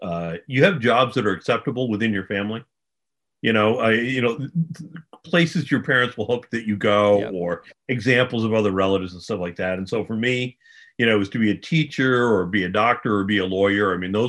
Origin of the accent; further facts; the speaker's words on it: Vermont, United States; well, I grew up in Vermont, so we had three TV channels, most of which went off the air at 11 in the evening